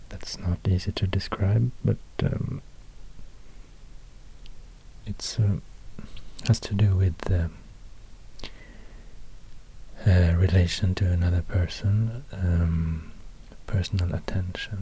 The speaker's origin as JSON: {"language": "English", "country": "Sweden", "accent": "Swedish", "first_language": "Swedish", "second_language": "English", "said": "I speak English in a Swedish accent, so I don't speak my first language"}